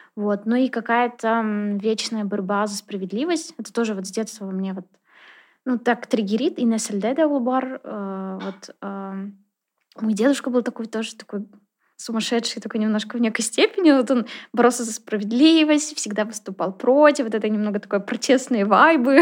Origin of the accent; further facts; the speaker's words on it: Naberezhnye Chelny, Tatarstan, Russia; also born or lived in Kazan; человек, который родился, вырос э, в Челнах